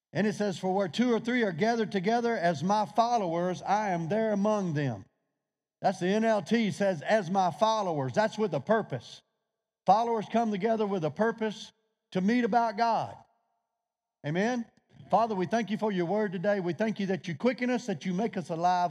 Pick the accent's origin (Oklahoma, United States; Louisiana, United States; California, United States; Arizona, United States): Louisiana, United States; I'm from Louisiana